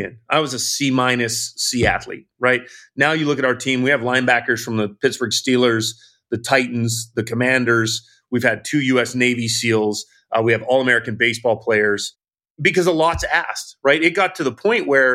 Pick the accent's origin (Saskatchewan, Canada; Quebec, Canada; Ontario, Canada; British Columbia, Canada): British Columbia, Canada; Vancouver Island; now in United States; I was originally from Vancouver Island, came to the United States to play hockey